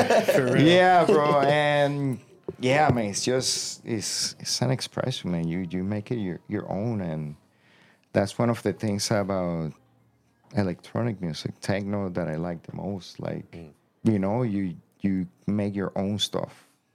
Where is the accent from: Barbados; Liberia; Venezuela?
Venezuela; my favorite hip-hop band growing up in Venezuela, bro.